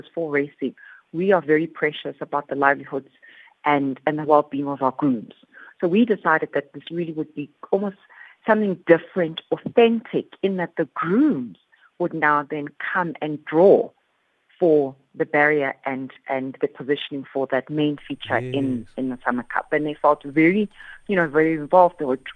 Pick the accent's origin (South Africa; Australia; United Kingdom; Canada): South Africa; Soweto, Gauteng; I'm from Soweto